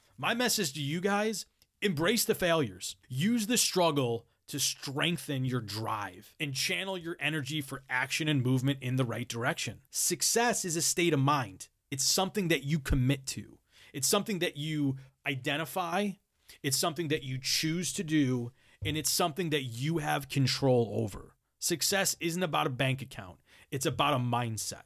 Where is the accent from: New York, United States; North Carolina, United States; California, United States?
New York, United States; Buffalo; moved away as an adult; also born or lived in Rochester; get back to my hometown